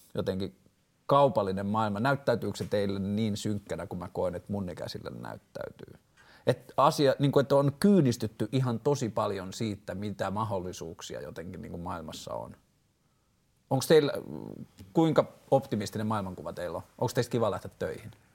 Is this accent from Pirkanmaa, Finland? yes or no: no; Vantaa, Uusimaa, Finland; mä oon vantaalainen mies tai mä oon 33-vuotias mies